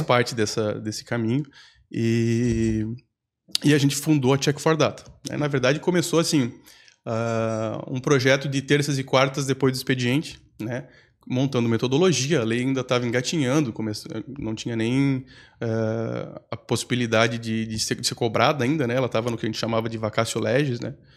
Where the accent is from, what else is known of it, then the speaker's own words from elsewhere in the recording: Campos Novos, Santa Catarina, Brazil; moved away as an adult; now in Florianópolis, Brazil; Voltar para minha cidade natal